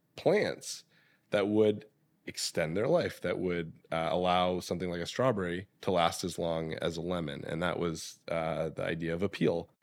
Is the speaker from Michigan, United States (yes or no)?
yes; Michigan, United States; now in California, United States; growing up in Michigan